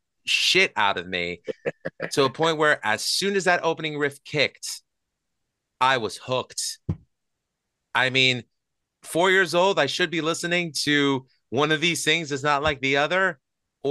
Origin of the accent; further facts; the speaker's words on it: New York City, New York, United States; I grew up in Astoria, Queens, which, you know, the borough of Queens in New York City